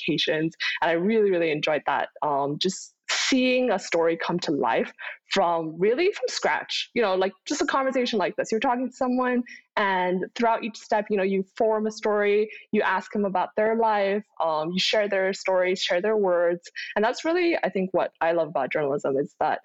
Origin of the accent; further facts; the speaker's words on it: Kuala Lumpur, Malaysia; moved away as an adult; also born or lived in Dezhou, Shandong, China / Boston, United States; now in United States; I moved to Kuala Lumpur, Malaysia, the capital of Malaysia, when I was about 6 years old